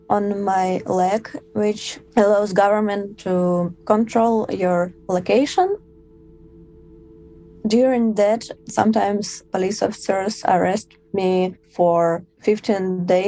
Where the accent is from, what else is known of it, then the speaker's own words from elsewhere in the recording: Moscow, Russia; I'm from Moscow.